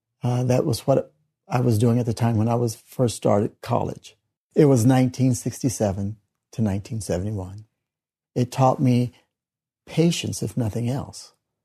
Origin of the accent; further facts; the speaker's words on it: Kansas City, Missouri, United States; I was born in Kansas City, Missouri. I've been a member of the church for 46 years.